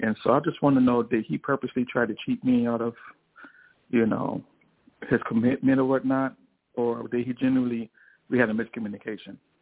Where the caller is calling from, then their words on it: Chicago, Illinois, United States; I'm calling from Chicago